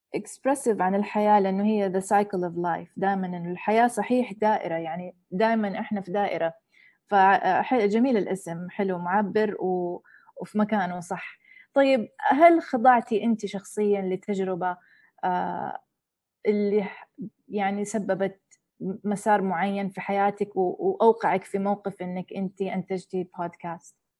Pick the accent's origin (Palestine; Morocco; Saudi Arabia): Saudi Arabia; moved away; also born or lived in United States; والدتي أجنبية وتربية السعودية وعشت في أمريكا